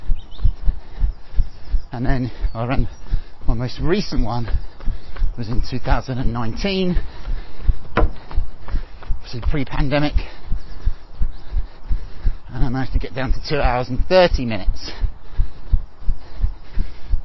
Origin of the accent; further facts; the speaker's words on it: Kent, South East England, United Kingdom; also born or lived in Hackney, London; now in Loughton, United Kingdom; I'm originally from Kent, I lived for a long while in Hackney in East London before moving slightly further east.